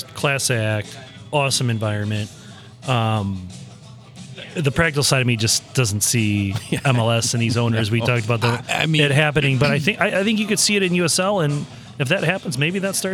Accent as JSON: {"language": "English", "town": "St. Louis", "region": "Missouri", "country": "United States", "tie": "born or raised there", "moved": "as an adult", "lives_now": "East Lansing, United States", "said": "somebody growing up in St. Louis"}